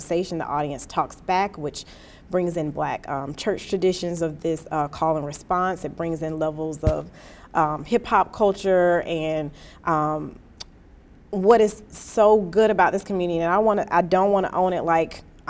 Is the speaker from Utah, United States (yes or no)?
no; Atlanta, Georgia, United States; now in Washington, D.C., United States; I'm from Atlanta